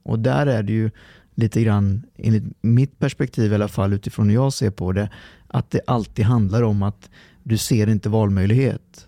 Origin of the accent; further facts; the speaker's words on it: Lidköping, Västra Götaland, Sweden; also born or lived in Trollhättan / Lextorp; så när vi var fyra så flyttade de till eh, Lidköping